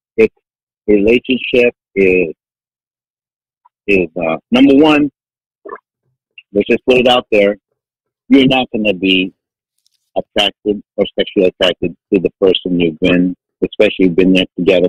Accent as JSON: {"language": "English", "country": "Philippines", "said": "come on, I'm Filipino, man, come on. I'm a hard worker"}